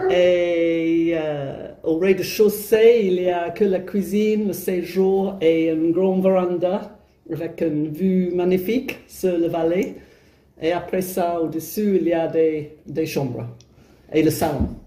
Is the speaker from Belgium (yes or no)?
no; England, United Kingdom; French is a second language; moved away as an adult; now in France; je suis anglaise et je suis venue en France il y a plus de 20 ans et, euh, pour habiter au couvent.